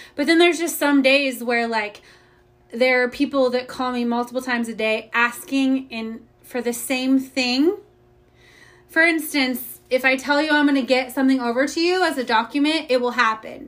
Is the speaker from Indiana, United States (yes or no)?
yes; Indiana, United States; moved away as an adult; now in Austin, United States; I'm originally from Indiana. I've been um, in Austin for about 12 years